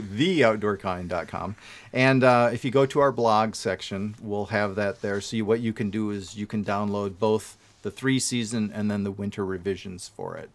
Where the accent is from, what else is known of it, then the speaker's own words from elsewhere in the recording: Wisconsin, United States; I'm from Wisconsin